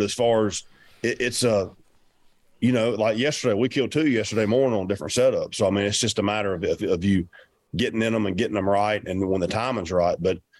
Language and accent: English; the South, United States; I'm from the South, you know, our turkeys are work a little bit different.